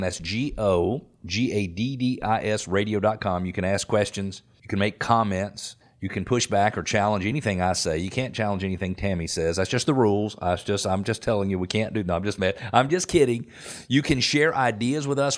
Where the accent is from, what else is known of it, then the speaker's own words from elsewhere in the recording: Atlanta, Georgia, United States; I grew up playing tennis in Metro Atlanta